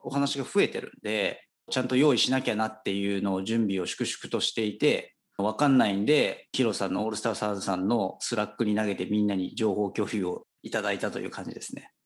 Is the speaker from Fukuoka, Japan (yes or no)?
yes; Kitakyushu, Fukuoka, Japan; moved away as an adult; 私もともとあの、福岡県の北九州市という町出身でして